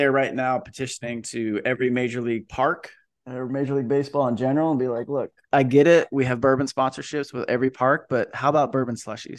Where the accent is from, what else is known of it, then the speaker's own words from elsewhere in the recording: Napa, California, United States; And I came from Napa.